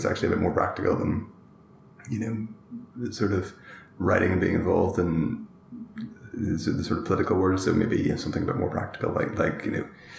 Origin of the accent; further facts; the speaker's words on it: Northern Ireland, United Kingdom; I was from Northern Ireland